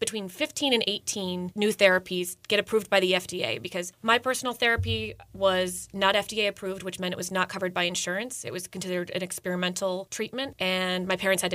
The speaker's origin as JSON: {"language": "English", "area": "Howard County", "region": "Maryland", "country": "United States", "tie": "born or raised there", "said": "I'm coming from Howard County. That's where I grew up"}